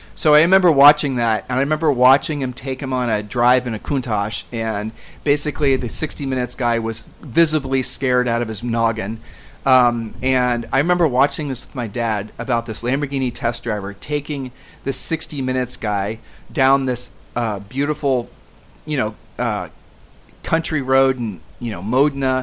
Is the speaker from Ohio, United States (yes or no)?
yes; Columbus, Ohio, United States; moved away; we grew up in Columbus, Ohio